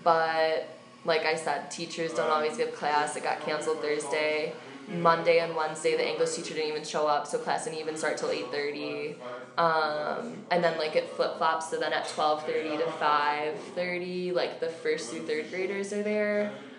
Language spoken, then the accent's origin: English; Cleveland, Ohio, United States; Mm-hmm. We're all from Cleveland.